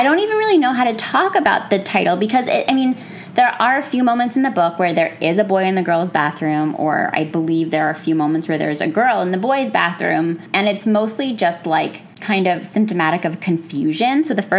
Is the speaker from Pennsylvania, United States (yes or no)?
yes; Pennsylvania, United States; born or raised there